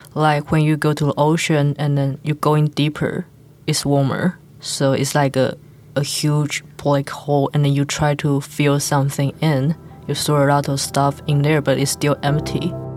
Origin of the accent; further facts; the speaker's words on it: Taiwan; English is a second language; I follow my parents as Taiwan traditional religion